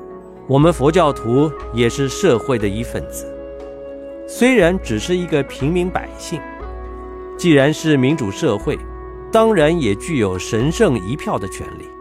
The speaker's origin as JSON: {"language": "Chinese", "country": "China", "said": "我曾坦诚地说，我是中国人，因为我是哪里人是改不了的。但每当我说我是中国人，总有人批评我不对。那么我不是中国人，我是哪一国人呢？"}